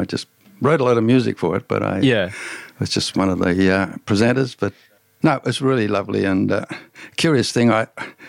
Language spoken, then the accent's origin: English; Tamworth, New South Wales, Australia; moved away as an adult; also born or lived in Africa; I grew up in Tamworth, but it's Tamworth 20 times bigger now